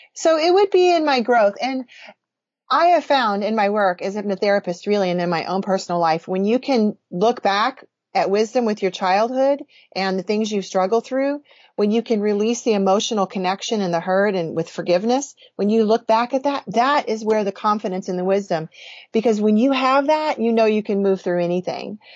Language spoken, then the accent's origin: English; Illinois, United States; I was raised in Illinois